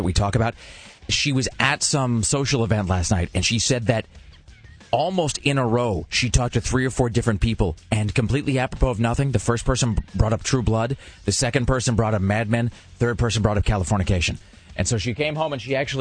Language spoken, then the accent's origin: English; United States; growing up in America